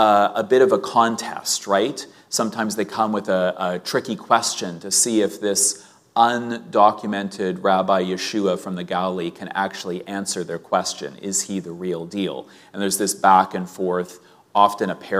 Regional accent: Winnipeg, Manitoba, Canada; growing up in Sunday school in Winnipeg

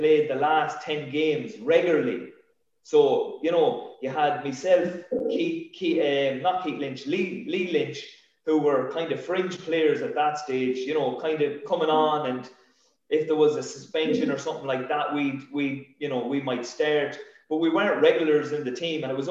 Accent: Sligo, Connacht, Ireland; my best year in football was that year winning a league title with my hometown club.

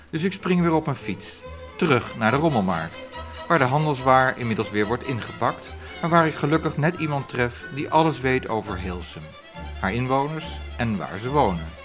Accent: The Hague, South Holland, Netherlands; Ik kom zelf uit Den Haag.

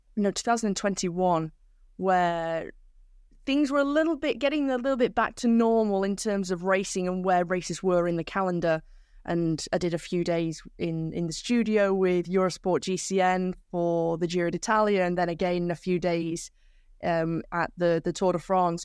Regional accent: Manchester, North West England, United Kingdom; I'm from South Manchester, so around 20 kilometers away from the centre of of the city, in a village out in the countryside

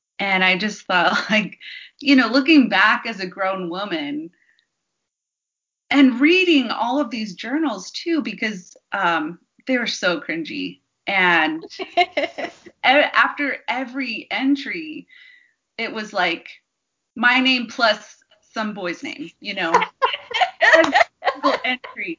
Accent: Window Rock, Arizona, United States; I grew up on the Navajo Reservation in Window Rock, Arizona.

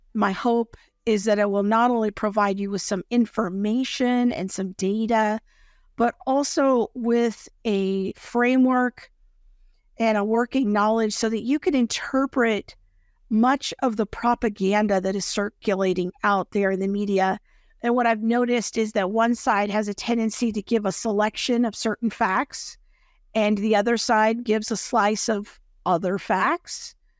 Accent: United States; I'm an American of European descent

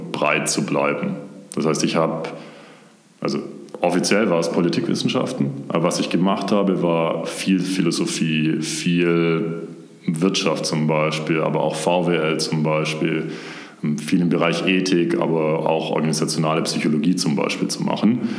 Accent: near Stuttgart, Baden-Württemberg, Germany; moved away as an adult; also born or lived in Konstanz; now in Munich, Germany; ich bin ursprünglich aus der Nähe von Stuttgart. Mhm. Das heißt, ich bin ein Urschwabe, wie man so schön sagt und bin da auch komplett aufgewachsen

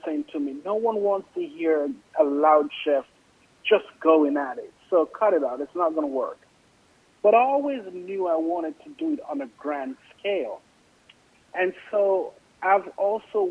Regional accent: Jamaica; moved away; I grew up in Jamaica in an East Indian family

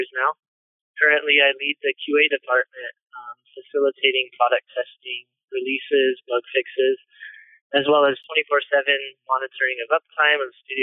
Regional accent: Fullerton, California, United States; I was born and raised in Southern California, Fullerton to be exact.

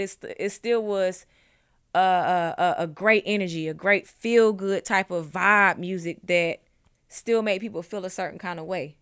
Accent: Ellenwood, Georgia, United States; I was from Ellenwood

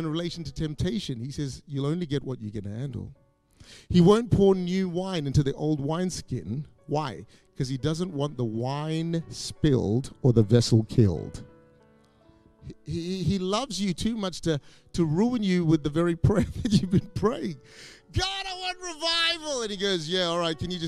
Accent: Perth, Western Australia, Australia; moved away as an adult; also born or lived in Singapore; now in Malaysia; I grew up in Perth, but I was sort of born in Singapore, a few years in Malaysia.

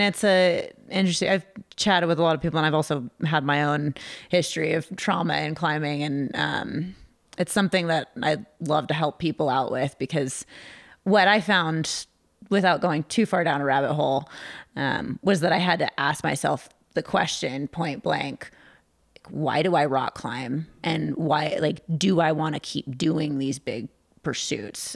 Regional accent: California, United States; now in Lander, United States; I grew up in California

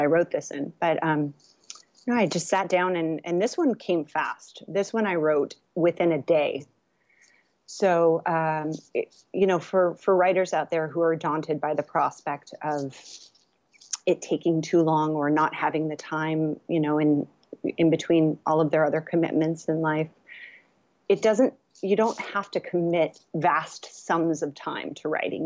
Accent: California, United States; also born or lived in Los Angeles; I was born here in California and, um, and then I went to U C L A. So I've been in Los Angeles area

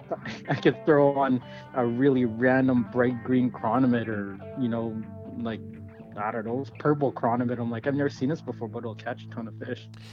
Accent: Winnipeg, Manitoba, Canada; also born or lived in British Columbia; now in Kelowna, Canada; I grew up in Winnipeg, so at heart I'm a Jets fan

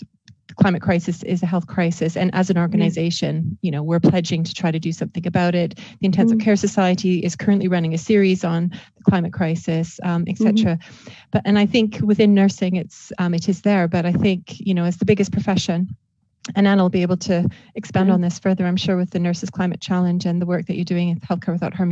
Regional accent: Canada; Well, exactly. And I'm Canadian too, right?

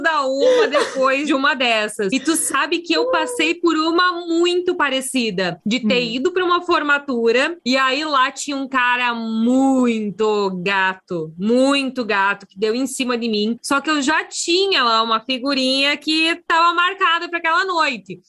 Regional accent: interior of Rio Grande do Sul, Brazil; eu cresci numa cidade que tem 20 e poucos mil habitantes no interior do Rio Grande do Sul

